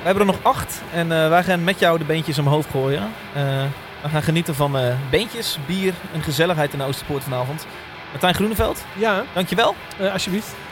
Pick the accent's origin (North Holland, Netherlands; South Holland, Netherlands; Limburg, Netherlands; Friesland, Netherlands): Limburg, Netherlands; Horst; Ik kom uit Horst